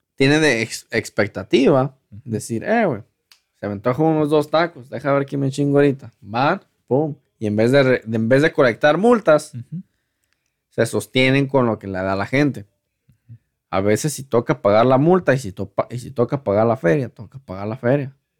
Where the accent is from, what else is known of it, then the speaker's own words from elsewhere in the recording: Mexico; now in United States; como mexicanos